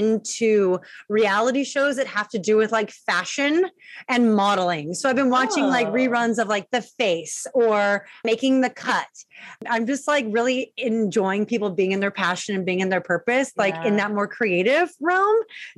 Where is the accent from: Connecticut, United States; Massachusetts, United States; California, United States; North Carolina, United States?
California, United States; Long Beach; I'm from Long Beach, California